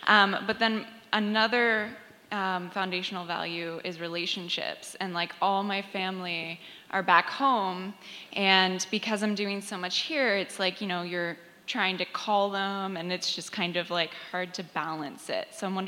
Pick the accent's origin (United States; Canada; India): Canada; Nova Scotia; now in Toronto, Canada; I live in Toronto, but I'm from Nova Scotia.